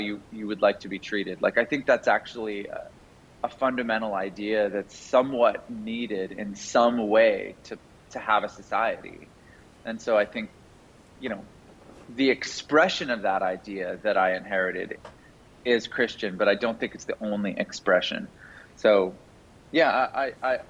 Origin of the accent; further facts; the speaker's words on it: Canada; now in United States; I grew up in Canada. I live in the U.S. now.